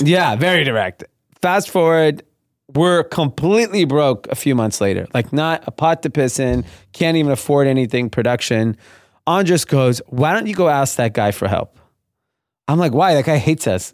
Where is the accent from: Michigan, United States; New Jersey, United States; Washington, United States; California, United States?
California, United States; Los Angeles; I grew up in a suburb of L A called Grenada Hills. Uh, it's in the San Fernando Valley.